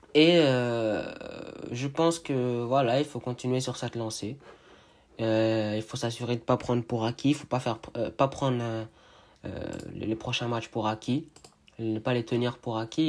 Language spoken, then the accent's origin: French; Montreal, Quebec, Canada; Je suis de Montréal